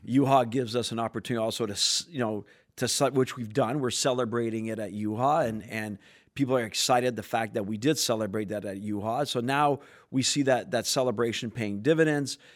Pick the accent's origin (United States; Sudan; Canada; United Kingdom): Canada; I'm French Canadian